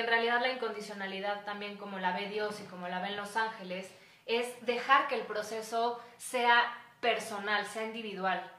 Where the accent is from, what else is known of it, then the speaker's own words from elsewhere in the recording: Mexico; soy ciudadana de México